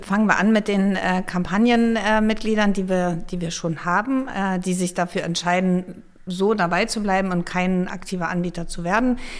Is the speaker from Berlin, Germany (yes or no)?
no; Flensburg, Schleswig-Holstein, Germany; moved away as an adult; also born or lived in Munich / Hamburg; now in North Frisia, Germany; Gebürtig bin ich sogar aus Nordfriesland